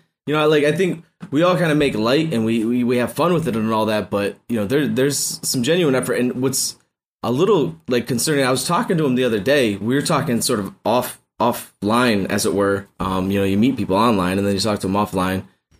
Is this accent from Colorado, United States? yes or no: no; Massachusetts, United States; No, I'm from Massachusetts. I'm a Boston Celtics fan.